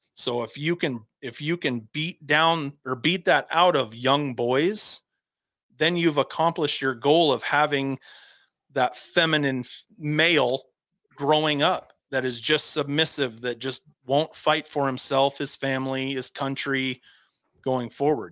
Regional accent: Havre, Montana, United States; moved away; I'm from Havre, Montana. If anybody knows where Havre, Montana is, it's 30 minutes from the Canadian border, about in the middle of the state. And when okay. I was growing up, we lived outside of Havre, Montana.

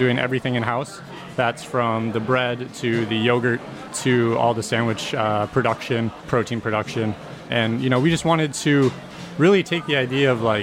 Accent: Madison, Wisconsin, United States; moved away; I grew up in the Midwest, in Madison, Wisconsin, where I went to school.

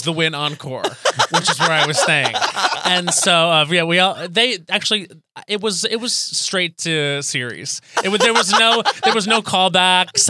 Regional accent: Long Island, New York, United States; I grew up on Long Island

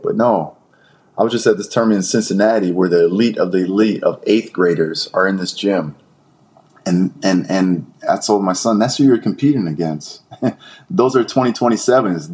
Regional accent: Brampton, Ontario, Canada; growing up in Brampton, coming out of Brampton

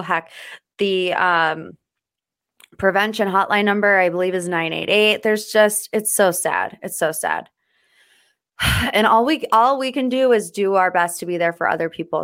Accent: United States; I, as an American

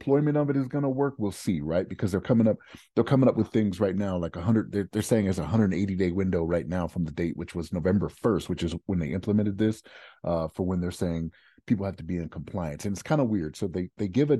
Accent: Maryland, United States; I'm from Maryland

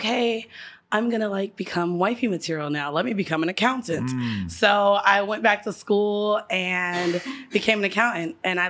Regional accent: Orlando, Florida, United States; moved away as an adult; now in New York, United States; I've been in New York for 7 years, but I'm from Florida. I'm from Orlando, 407, Chopper City

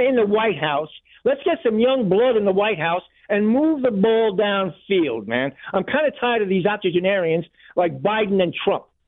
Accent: Long Island, New York, United States; now in Tampa, United States; I'm from, uh, Long Island, New

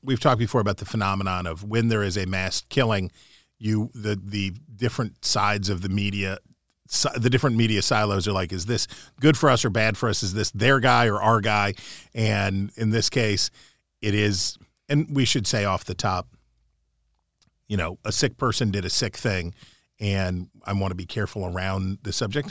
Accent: Mid-Atlantic, United States; now in Washington, D.C., United States; I grew up in the Mid-Atlantic. I grew up not too far from here. I grew up a, a four-hour drive from here.

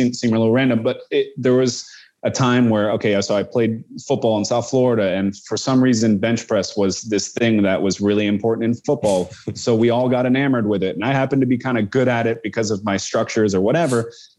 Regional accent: Amsterdam, North Holland, Netherlands; born there; so I was born in Holland. You know, I was born in Amsterdam, and I feel like I'm a little removed. I feel much more American than I feel Dutch

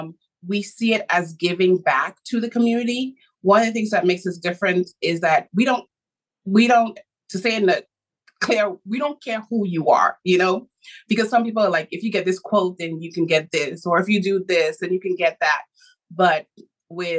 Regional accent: Bahamas; I was born in the Bahamas

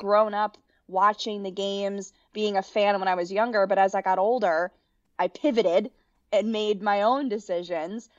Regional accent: Connecticut, United States; moved away as an adult; also born or lived in Kentucky; born and raised in Connecticut, grew up going to almost every men and women's basketball game at the University of Connecticut

